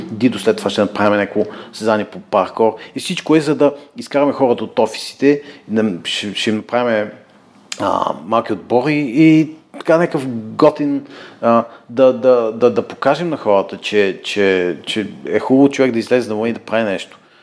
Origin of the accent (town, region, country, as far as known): Bulgaria; moved away as an adult; also born or lived in England / United States